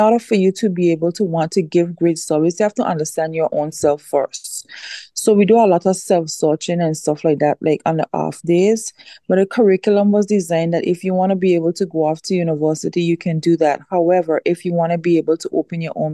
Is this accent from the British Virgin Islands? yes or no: yes; British Virgin Islands; born or raised there